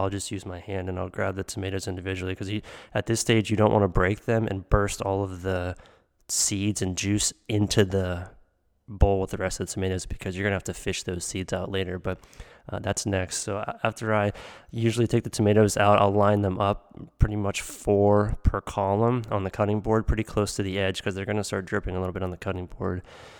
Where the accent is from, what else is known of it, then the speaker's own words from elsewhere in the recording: Pennsylvania, United States; from when I was a kid growing up in Western PA with all of the pizzas in the tomato seeds.